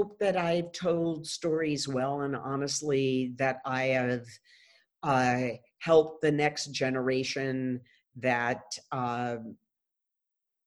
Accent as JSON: {"language": "English", "country": "United States", "also_born_or_lived": "Japan", "moved": "yes", "said": "I'm an American"}